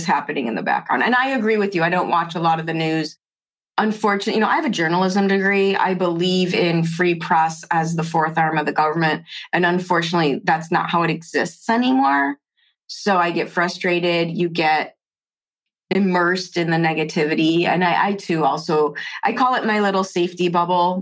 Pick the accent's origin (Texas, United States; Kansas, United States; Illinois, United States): Illinois, United States; Chicago; I grew up in Chicago, public schools in the 70s and 80s